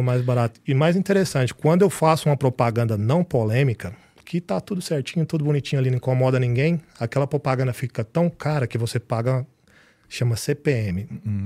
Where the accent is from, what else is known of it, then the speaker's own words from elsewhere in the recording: Piracanjuba, Goiás, Brazil; moved away as an adult; now in United States; eu sou de Piracanjuba